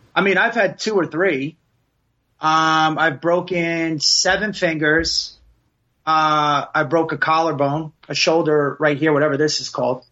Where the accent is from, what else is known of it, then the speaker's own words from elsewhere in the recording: Passaic, New Jersey, United States; also born or lived in Princeton, New Jersey / Plantation, Florida; I grew up in Passaic